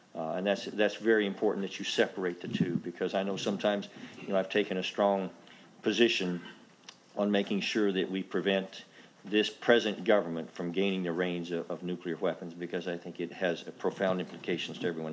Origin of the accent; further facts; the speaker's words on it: United States; an American congressman